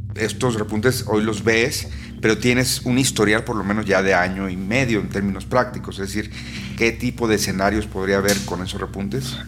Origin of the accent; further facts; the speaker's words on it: Mexico; así somos los mexicanos